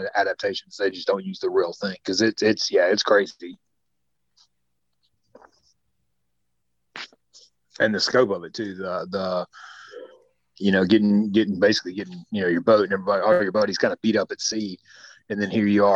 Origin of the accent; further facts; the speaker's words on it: Michigan, United States; I grew up in the Michigan area